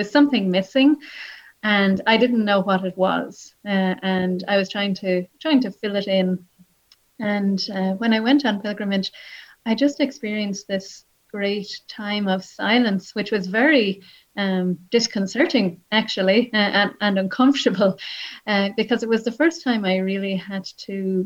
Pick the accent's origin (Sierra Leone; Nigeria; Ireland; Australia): Ireland; Wexford, Leinster; also born or lived in Nashville, United States; now in Limerick, Ireland; I grew up in Wexford. I grew up on a farm